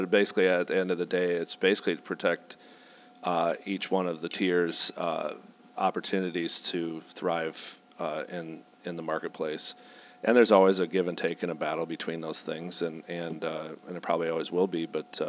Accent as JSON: {"language": "English", "town": "Carroll", "region": "Iowa", "country": "United States", "tie": "born or raised there", "said": "my hometown brewery in Carroll Brewing"}